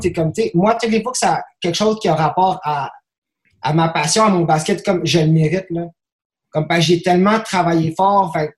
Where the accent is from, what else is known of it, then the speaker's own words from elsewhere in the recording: Quebec, Canada; je suis blanc, je suis québécois, je parle français